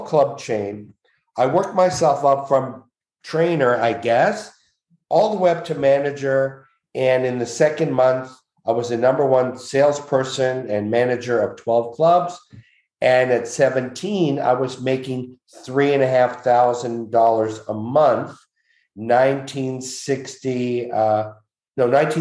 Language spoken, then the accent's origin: English; Montreal, Quebec, Canada; I'm from Montreal